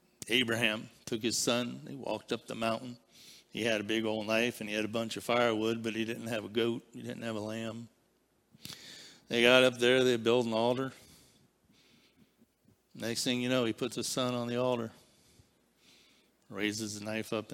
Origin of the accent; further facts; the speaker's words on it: Barberton, Ohio, United States; I was born in Barberton Citizens Hospital